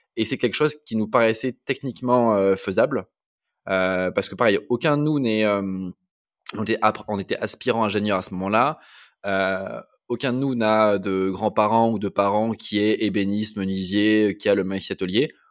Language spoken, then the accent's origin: French; Toulouse, Occitania, France; also born or lived in Amiens / north of France; je suis né à Amiens, j'ai grandi jusqu'à avoir 9 ans dans le nord de la France. Et après, j'ai bougé avec mes parents à Toulouse où j'ai fait euh, la, grande partie de ma scolarité, donc de la fin de la primaire jusqu'à la prépa